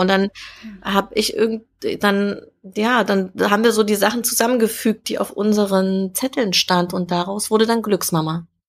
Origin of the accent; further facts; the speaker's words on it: Jena, Thuringia, Germany; moved away as an adult; now in Berlin, Germany; ganz ursprünglich äh, bin ich in Jena geboren, also Thüringen Ach, ist so meine Heimat.